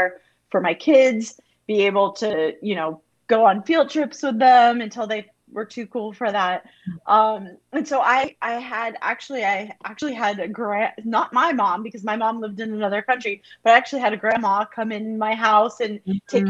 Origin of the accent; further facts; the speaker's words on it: United States; moved away as an adult; also born or lived in Montreal, Canada; I'm American, but I was living outside of Montreal, Canada